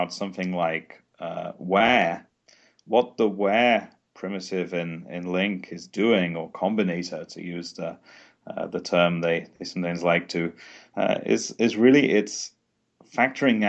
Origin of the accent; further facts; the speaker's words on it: England, United Kingdom; now in Sweden; I'm from England, and I'm currently based in Sweden